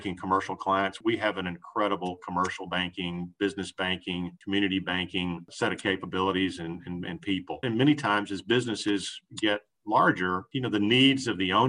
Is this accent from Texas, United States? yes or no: yes; Houston, Texas, United States; also born or lived in Dallas; I grew up in Houston.